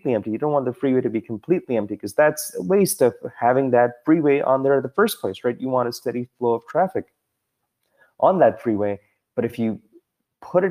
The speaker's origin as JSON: {"language": "English", "town": "Toronto", "region": "Ontario", "country": "Canada", "moved": "yes", "said": "I'm originally from Toronto, and we used to have this freeway called the DVP"}